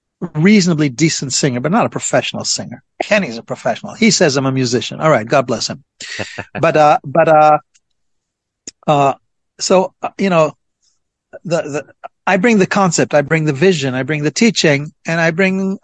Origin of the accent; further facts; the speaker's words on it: Jerusalem, Jerusalem District, Israel; I am originally from Jerusalem